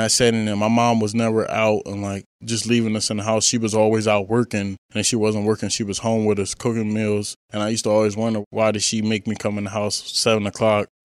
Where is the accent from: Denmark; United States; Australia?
United States; Wilmington, Delaware; Just growing up in Wilmington, Delaware, I was from the inner city